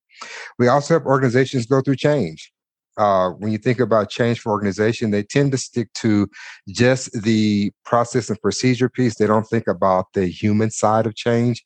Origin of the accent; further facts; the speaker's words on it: Houston, Texas, United States; moved away as an adult; also born or lived in Mississippi; now in Denver, United States; Houston is home for me, but I was born in Mississippi, raised in Texas. So I have those strong Southern roots in me